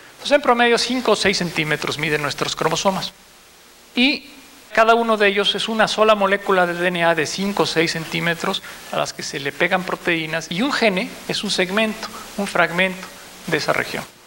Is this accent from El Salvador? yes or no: no; Mexico; como sociedad mexicana